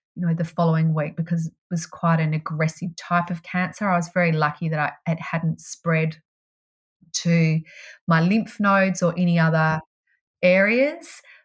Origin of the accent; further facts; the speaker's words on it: Melbourne, Victoria, Australia; I grew up in Melbourne